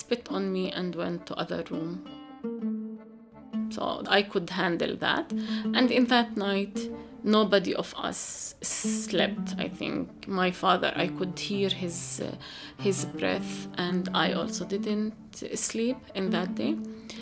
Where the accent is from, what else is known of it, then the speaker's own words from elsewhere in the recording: Galilee, Israel; moved away as an adult; now in Jerusalem; For me, as a Palestinian woman, I grew up in Galilee, but in a place that is not my family place.